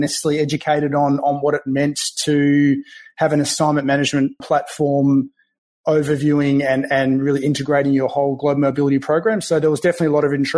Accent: country Victoria, Australia; accent: Australian; also born or lived in Melbourne, Australia; now in Bellevue, United States; I'm from Melbourne, Australia. So I grew up in country Victoria

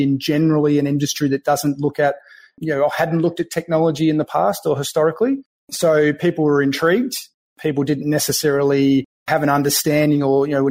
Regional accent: country Victoria, Australia; accent: Australian; also born or lived in Melbourne, Australia; now in Bellevue, United States; I'm from Melbourne, Australia. So I grew up in country Victoria

